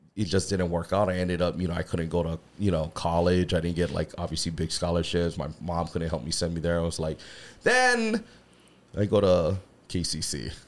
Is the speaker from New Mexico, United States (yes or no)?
no; Hawaii, United States; also born or lived in Santa Monica; born in Hawaii mm-hmm. I lived in uh, Santa Monica when I was a kid for a little while moved back home